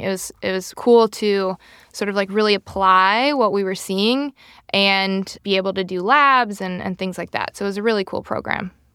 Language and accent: English; Rochester, Minnesota, United States; I grew up in Minnesota, Rochester, Minnesota